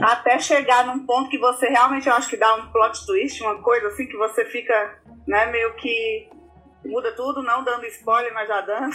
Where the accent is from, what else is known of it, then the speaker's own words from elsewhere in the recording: Brazil; eu, que sou brasileira